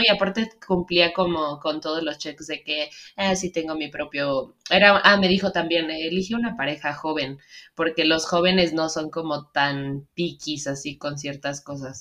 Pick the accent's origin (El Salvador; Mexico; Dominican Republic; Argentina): Mexico; also born or lived in Seattle; nosotras que somos mexicanas